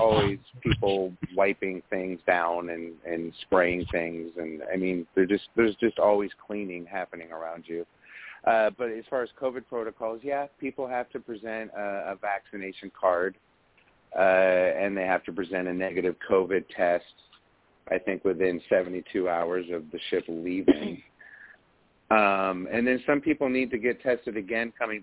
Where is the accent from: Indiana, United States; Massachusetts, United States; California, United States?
California, United States; Lake Tahoe; I grew up in Lake Tahoe, California, which is a small casino town in the woods, really